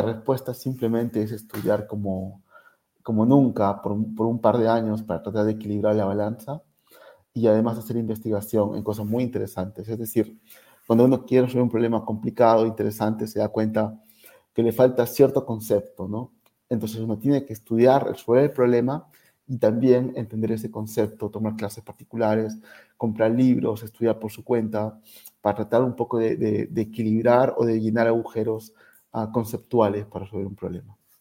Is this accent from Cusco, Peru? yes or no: no; Arequipa, Peru; moved away as an adult; muchos arequipeños que salimos de Arequipa y eventualmente regresamos